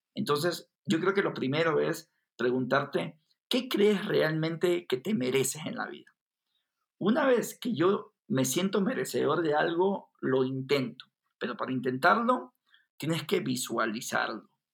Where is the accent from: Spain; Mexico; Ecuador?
Ecuador; Guayaquil, Guayas; now in Quito, Ecuador; yo, que soy de Guayaquil, una ciudad costera en Ecuador, me había cambiado a Quito, a la capital